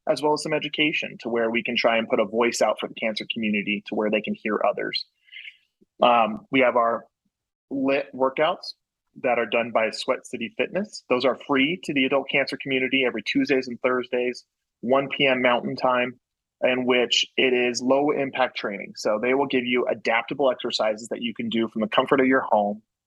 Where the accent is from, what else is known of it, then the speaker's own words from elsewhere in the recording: Colorado, United States; I'm a guy from Colorado